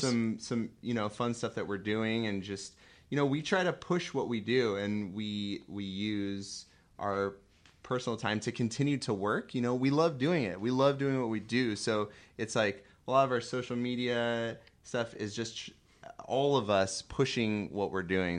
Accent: California, United States; moved away; also born or lived in San Diego / Chicago; growing up in California and living in San Diego and living in Chicago

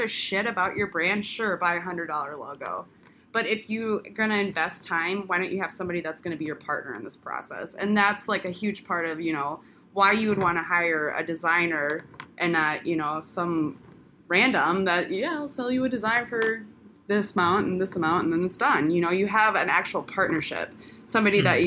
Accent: Sioux Falls, South Dakota, United States; accent: Midwest; moved away as an adult; now in Pensacola, United States; born and raised in Sioux Falls, South Dakota

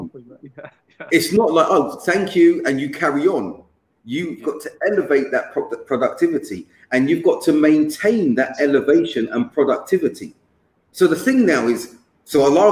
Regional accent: London, United Kingdom; moved away; I'm from London

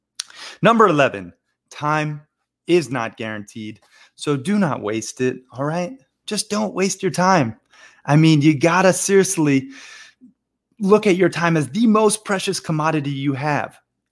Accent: Montana, United States; also born or lived in Florida; but I grew up half in Montana and half in Florida. And I've lived all over the world, from Bangkok to Barcelona to Rio and everywhere in between.

